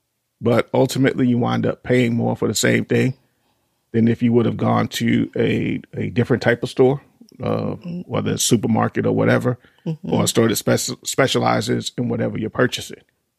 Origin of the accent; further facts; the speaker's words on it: New York, United States; moved away; we grew up in New York